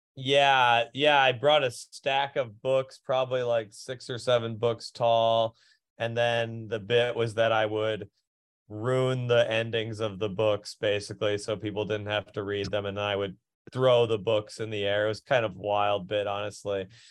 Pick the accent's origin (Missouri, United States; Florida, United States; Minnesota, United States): Minnesota, United States; Minneapolis; moved away; I'm from Minneapolis